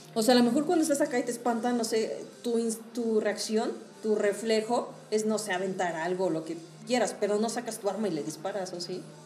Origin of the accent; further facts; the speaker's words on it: Hidalgo, Mexico; also born or lived in Tabasco; yo lo he escuchado en mi pueblo, o sea, en Hidalgo